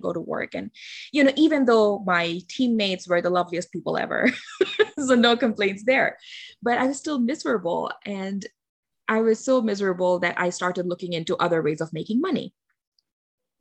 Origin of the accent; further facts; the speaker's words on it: Bangladesh; English is a second language; I am from Bangladesh